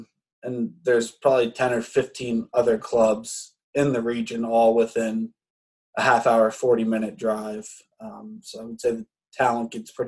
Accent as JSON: {"language": "English", "town": "York", "region": "Pennsylvania", "country": "United States", "tie": "born or raised there", "moved": "as an adult", "lives_now": "Pittsburgh, United States", "said": "Some of the main differences I see from where I grew up in York to Pittsburgh here"}